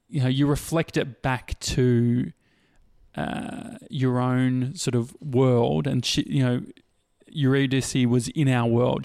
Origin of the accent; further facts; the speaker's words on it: Australia; as an Australian